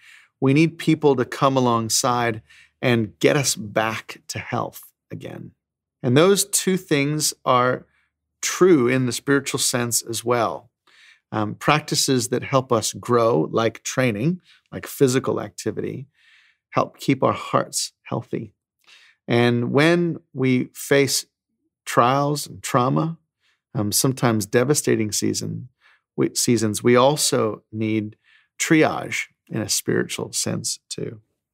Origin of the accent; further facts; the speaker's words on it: Australia; I'm actually Australian, I know I don't sound like it